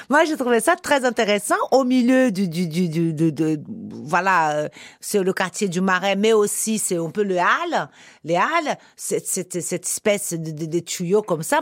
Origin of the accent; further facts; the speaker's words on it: Brazil; French is a second language; moved away as an adult; now in Paris, France; j'ai quitté le Brésil à 21 ans pour en année sabbatique pour euh, essayer d'être mannequin en Europe.